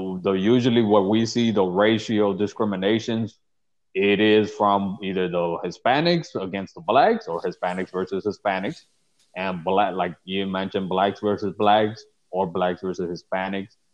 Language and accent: English; Chicago, Illinois, United States; I grew up in the Pilsen neighborhood